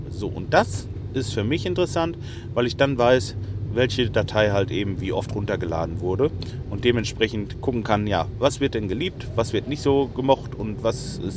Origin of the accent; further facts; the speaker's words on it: Lemgo, North Rhine-Westphalia, Germany; ich komme ja eigentlich aus Lemgo. Lemgo liegt so mh, hm, 15 Kilometer von Detmold weg.